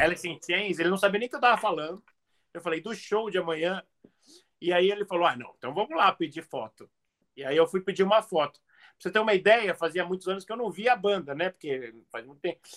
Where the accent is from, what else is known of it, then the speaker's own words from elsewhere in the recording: Brazil; I'm from Brazil.